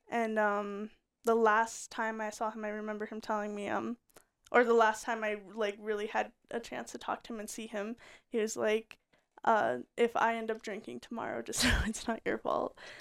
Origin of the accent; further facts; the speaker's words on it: Colorado, United States; also born or lived in Utah; we had moved to Colorado